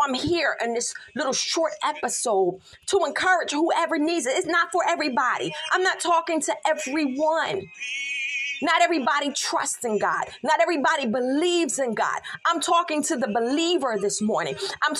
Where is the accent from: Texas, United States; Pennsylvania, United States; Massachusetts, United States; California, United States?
Pennsylvania, United States; Philadelphia; I'm from Philly. That's all I'm going to say. I'm from Philly. We do things a little differently there.